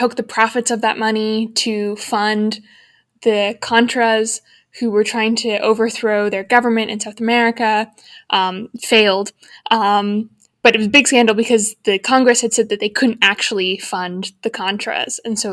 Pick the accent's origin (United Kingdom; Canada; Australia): Canada; as a Canadian